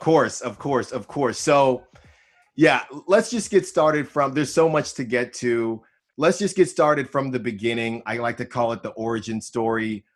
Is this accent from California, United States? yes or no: yes; Bay Area, California, United States; I'm from the Bay Area